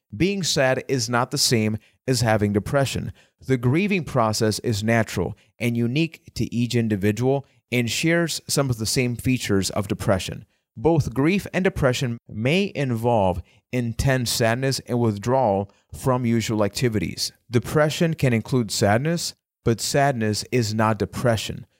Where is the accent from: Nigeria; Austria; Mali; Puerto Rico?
Puerto Rico; I am from Puerto Rico